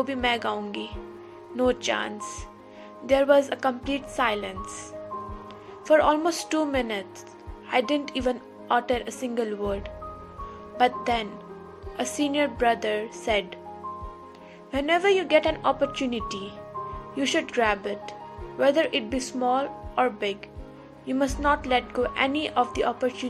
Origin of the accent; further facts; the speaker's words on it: Kathmandu, Bagmati, Nepal; from Kathmandu, Nepal. I am a student of bachelor's.